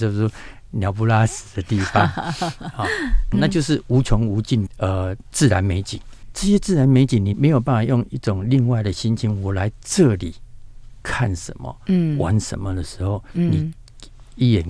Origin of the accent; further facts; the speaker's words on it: Taiwan; 所以说我们今天观光，我们台湾人去到大陆，想要找这样一个定点的一个模式，还是有啊。